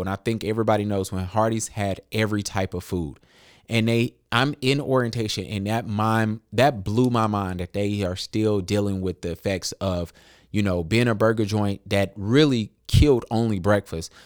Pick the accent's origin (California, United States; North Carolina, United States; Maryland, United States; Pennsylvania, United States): North Carolina, United States; Charlotte; I was born in Charlotte. I was raised in Charlotte